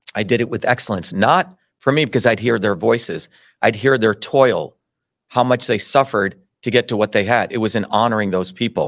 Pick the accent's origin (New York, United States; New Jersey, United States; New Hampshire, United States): New Jersey, United States; also born or lived in Mumbai, India / Paterson, New Jersey / Clifton, New Jersey; when I grew up in Jersey, I grew up among hardworking Italian immigrants